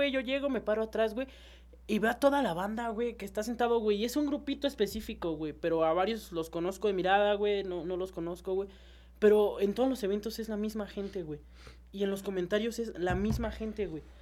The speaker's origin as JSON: {"language": "Spanish", "region": "San Luis Potosí", "country": "Mexico", "said": "es que, güey, yo soy de San Luis, güey, voy llegando, güey"}